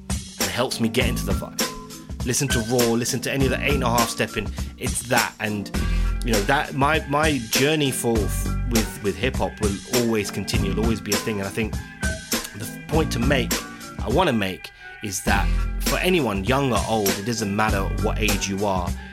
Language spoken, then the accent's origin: English; London, United Kingdom; I'm an Indian guy from Southall